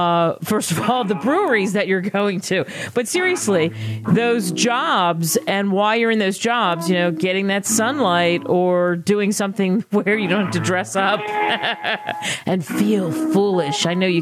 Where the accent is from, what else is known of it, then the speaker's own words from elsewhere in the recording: Philadelphia, Pennsylvania, United States; I'm from Philadelphia.